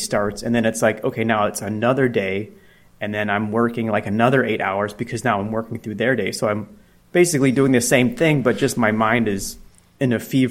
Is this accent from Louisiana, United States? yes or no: no; Chicago, Illinois, United States; moved away as an adult; also born or lived in Denver; I grew up in Chicago and then I moved to Denver on a whim